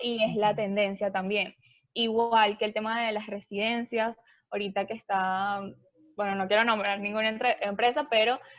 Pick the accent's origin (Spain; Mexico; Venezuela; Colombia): Venezuela; yo soy de Venezuela, em, estudié ingeniería